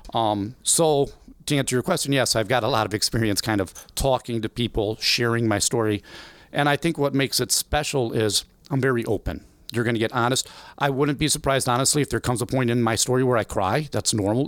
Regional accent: Belleville, Illinois, United States; also born or lived in Freeburg; I was born and raised in Belleville, Illinois all my life

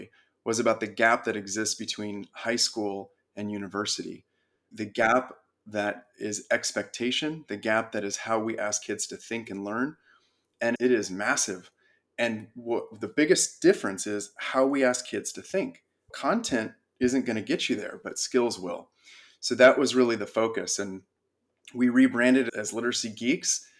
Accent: Big Bear, California, United States; also born or lived in San Diego; We grew up in Big Bear. It's a small mountain town in California.

